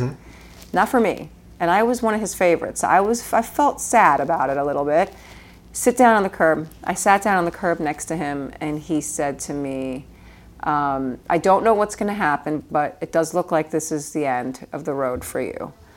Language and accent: English; New York City, New York, United States; when I was a kid growing up in Queens